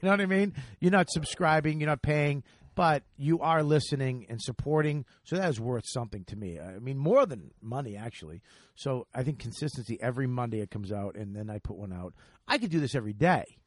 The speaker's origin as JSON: {"language": "English", "town": "Boston", "region": "Massachusetts", "country": "United States", "tie": "born or raised there", "said": "the Wilbur Theater in my hometown"}